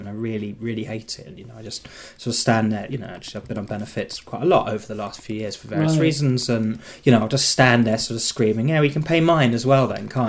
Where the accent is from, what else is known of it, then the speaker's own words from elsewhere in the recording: Surrey, South East England, United Kingdom; I'm not from Norfolk, from Surrey